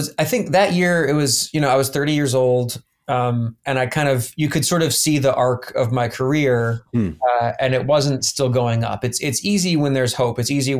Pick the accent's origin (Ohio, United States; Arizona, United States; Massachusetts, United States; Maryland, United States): Ohio, United States; Columbus; born there; also born or lived in Atlanta; I was born in Columbus, Ohio, actually.